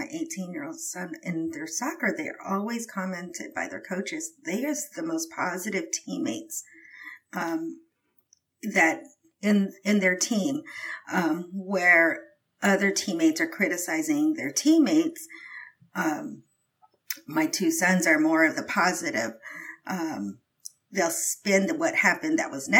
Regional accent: Philippines; I'm Filipino

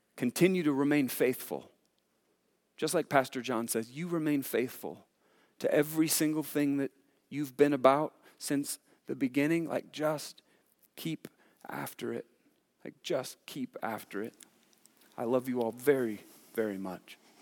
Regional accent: Sacramento, California, United States; moved away; I was born in Sacramento

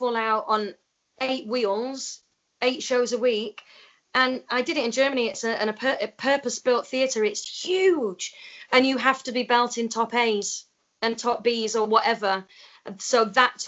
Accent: Doncaster, Yorkshire and the Humber, United Kingdom; I started dancing at the age of 3. I'm from Doncaster.

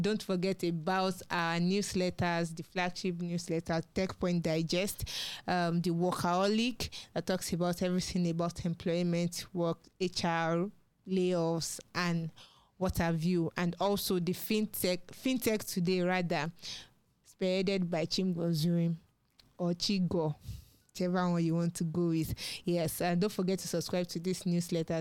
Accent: Nigeria; as a Nigerian

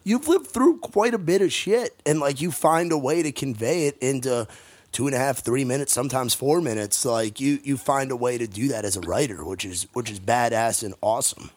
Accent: New York, United States; moved away; I'm a New Yorker

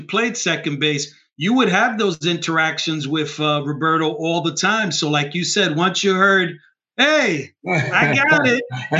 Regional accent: New York, United States; I grew up in New York, definitely still a Met fan.

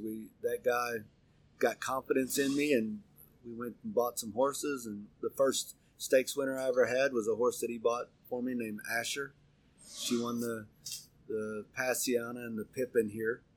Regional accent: Pocola, Oklahoma, United States; moved away; I was raised in Pocola, Oklahoma, which is on the border of Arkansas and Oklahoma.

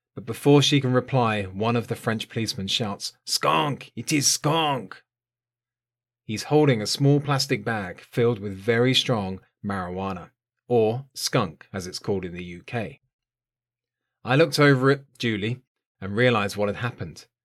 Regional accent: south coast of England, United Kingdom; was living on the south coast of England, in my hometown

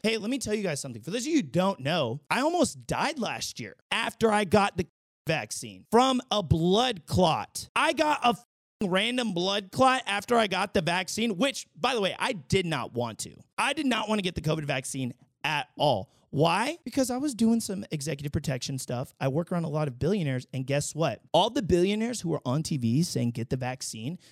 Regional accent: the Bay Area, California, United States; moved away as an adult; now in Las Vegas, United States; I'm, like, born and raised in California from the Bay

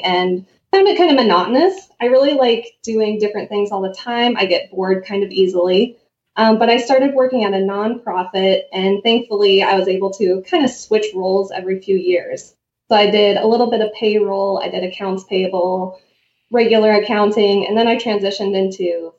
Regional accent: Anaconda, Montana, United States; I grew up here. I grew up in Anaconda.

